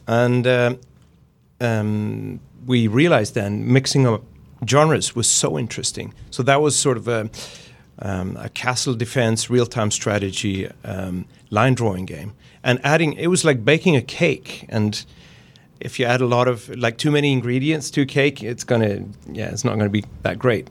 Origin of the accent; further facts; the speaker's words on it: Gothenburg, Västra Götaland, Sweden; I'm from Gothenburg in Sweden, and that's the pun capital of the world